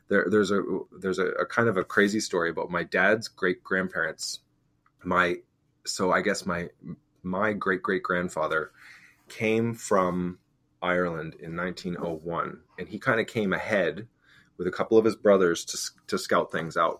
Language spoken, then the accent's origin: English; Inverness, Nova Scotia, Canada; I grew up in Cape Breton in Inverness